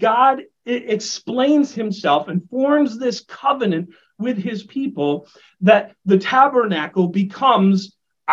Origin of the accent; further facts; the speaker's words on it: United States; I like to refer to myself as an American mutt